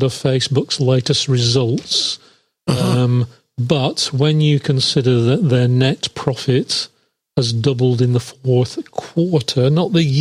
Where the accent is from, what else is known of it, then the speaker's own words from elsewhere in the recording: England, United Kingdom; I'm English